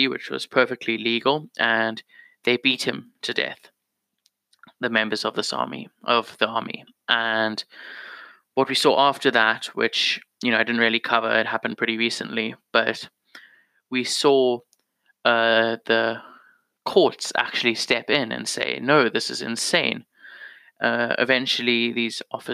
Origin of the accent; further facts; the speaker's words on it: South Africa; as a South African